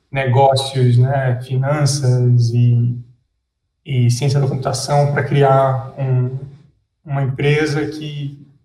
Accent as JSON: {"language": "Portuguese", "region": "Rio de Janeiro", "country": "Brazil", "tie": "born there", "moved": "as an adult", "said": "Cara, eu é, nasci no Rio, mas é, meu pai da Força Aérea, eu acabei visitando vários, vários lugares, morando em vários lugares no Brasil."}